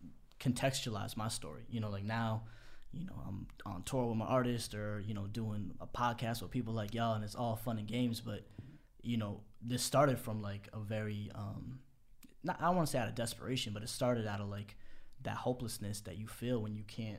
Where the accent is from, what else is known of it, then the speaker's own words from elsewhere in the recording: Boston, Massachusetts, United States; Right outside Boston, yeah.